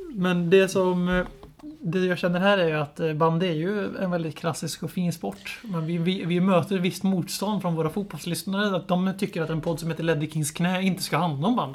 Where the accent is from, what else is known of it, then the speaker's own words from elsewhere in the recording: Lidköping, Västra Götaland, Sweden; jag är uppväxt i Lidköping och har mina rötter i Stockholm.